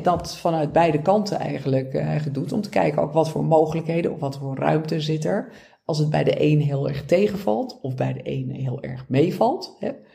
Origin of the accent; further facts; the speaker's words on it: Beverwijk, North Holland, Netherlands; Ik kom zelf uit Beverwijk